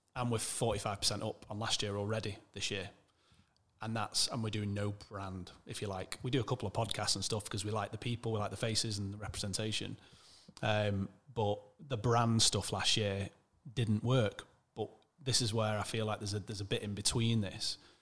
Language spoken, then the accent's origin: English; Manchester, North West England, United Kingdom; also born or lived in Wirral / Alderley Edge; I'm from Manchester originally.